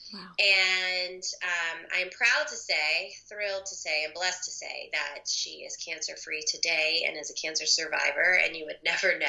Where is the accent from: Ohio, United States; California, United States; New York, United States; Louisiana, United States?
Louisiana, United States; Baton Rouge; moved away as an adult; also born or lived in St. Simons Island, Georgia; now in Florida, United States; we live in Florida, but I am born and raised in Baton Rouge, Louisiana